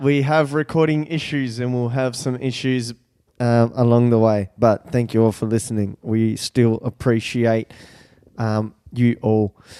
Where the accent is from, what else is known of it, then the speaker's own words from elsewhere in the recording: Brazil; moved away; I was born in Brazil